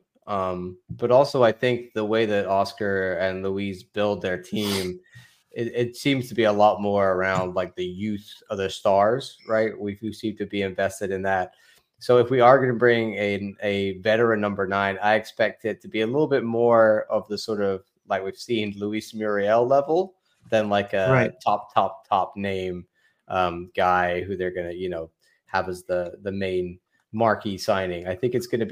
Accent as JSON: {"language": "English", "area": "Wiltshire", "region": "South West England", "country": "United Kingdom", "said": "I'm actually from Wilshire"}